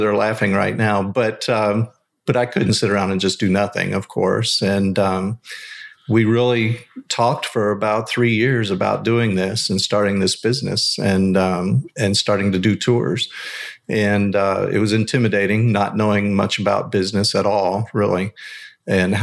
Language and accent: English; Kentucky, United States; we're all Kentucky bourbon boys. We're all born and raised here, the whole group.